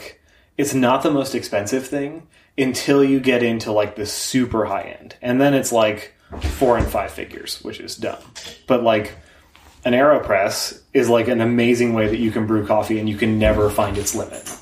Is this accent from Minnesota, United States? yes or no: yes; Minnesota, United States; also born or lived in New York / Chicago; I grew up in Minnesota and then lived in New York and Chicago and then moved back here to start the career